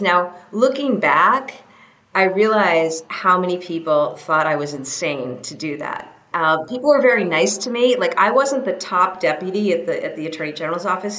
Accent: New Hampshire, United States; moved away; I grew up in New Hampshire

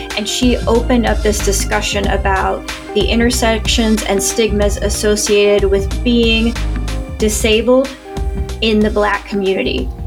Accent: Indiana, United States; I'm from Indiana

